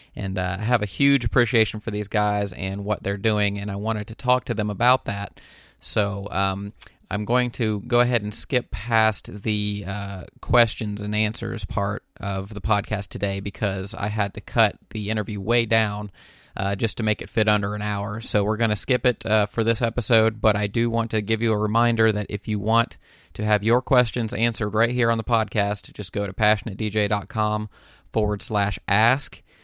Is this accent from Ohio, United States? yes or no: yes; Dayton, Ohio, United States; my hometown of Dayton, Ohio